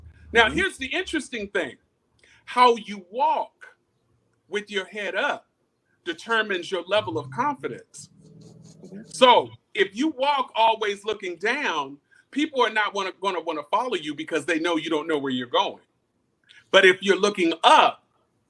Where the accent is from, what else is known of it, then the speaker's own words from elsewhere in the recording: Greensboro, North Carolina, United States; I'm from Greensboro, North Carolina